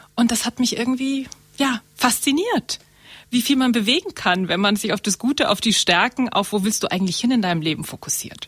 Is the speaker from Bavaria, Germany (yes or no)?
yes; Murnau, Bavaria, Germany; also born or lived in Munich; Ich komme aus Murnau.